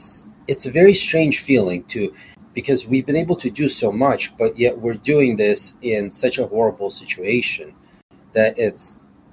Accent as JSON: {"language": "English", "region": "Kyiv", "country": "Ukraine", "tie": "born or raised there", "moved": "yes", "lives_now": "Chicago, United States", "said": "I am from Ukraine myself. I was born in Kiev"}